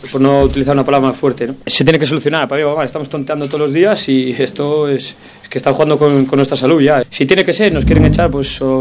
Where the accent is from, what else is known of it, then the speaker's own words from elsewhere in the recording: Gijón, Asturias, Spain; Una emoción muy grande, porque soy esportinguisa, soy gijonesa.